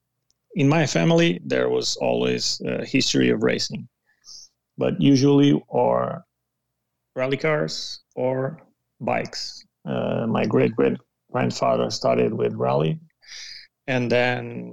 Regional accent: Portugal; English is a second language

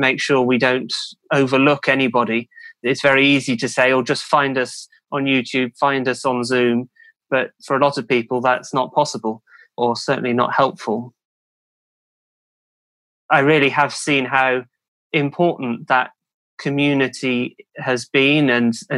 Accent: Cheltenham, South West England, United Kingdom; now in Newmarket, United Kingdom; originally from Cheltenham in the UK, another racing town

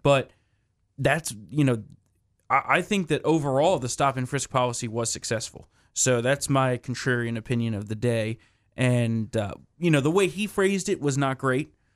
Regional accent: New Jersey, United States; the state of New Jersey, my home state

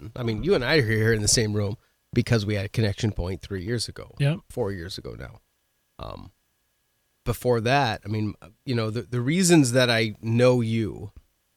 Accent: Oregon, United States; now in South Dakota, United States; I grew up in mountains in Oregon

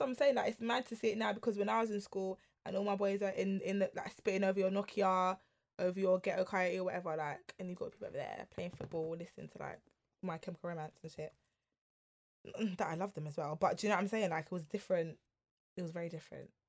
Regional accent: London, United Kingdom; we grew up in London

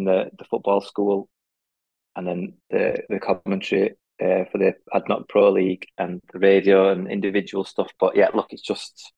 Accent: Huddersfield, Yorkshire and the Humber, United Kingdom; moved away as an adult; also born or lived in Dubai; we were born and brought up in Huddersfield, you know, to Irish parents and grandparents

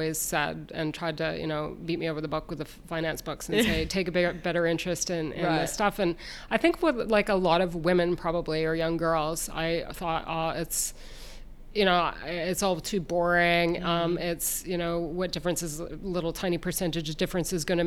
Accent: Ontario, Canada; moved away as an adult; also born or lived in Ottawa, Canada / Western Canada / Ireland; now in New Zealand; I was born in Canada, Ontario to be specific

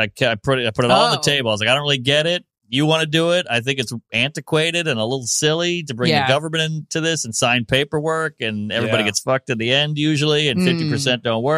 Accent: the South, United States; I'm from the South

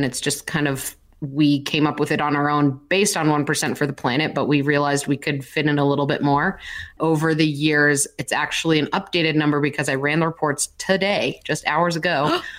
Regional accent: Colorado, United States; because we're from Colorado

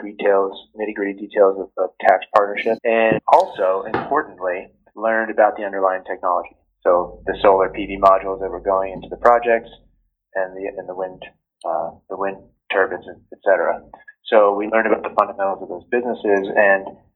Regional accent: Ridgewood, New Jersey, United States; moved away as an adult; also born or lived in Stanford, California / Silicon Valley; I grew up in Ridgewood, New Jersey, which is a town just outside of New York City.

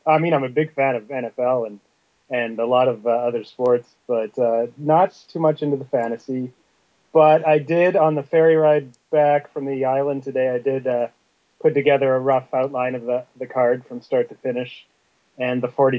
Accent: Canada; I'm Canadian

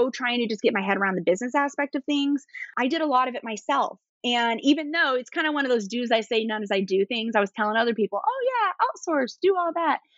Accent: East Coast, United States; I talk really fast. I'm from the East Coast.

